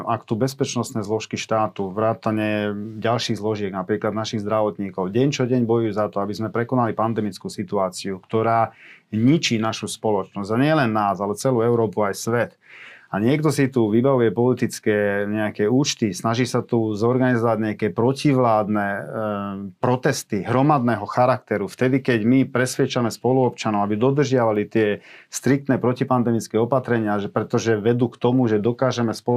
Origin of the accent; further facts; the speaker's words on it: Komárno, Nitra Region, Slovakia; vo večerných hodinách som bol už doma v Komárne u svojich rodičov